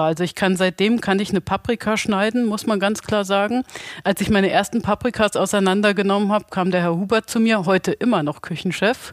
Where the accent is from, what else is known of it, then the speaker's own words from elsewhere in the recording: Bad Soden-Salmünster, Hesse, Germany; ich bin ursprünglich auch aus Bad Soden-Salmünster